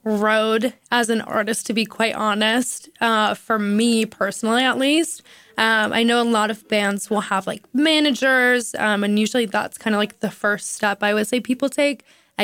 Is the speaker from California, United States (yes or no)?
no; Minneapolis, Minnesota, United States; I'm from Minneapolis originally, so I feel like that's kind of embarrassing to me.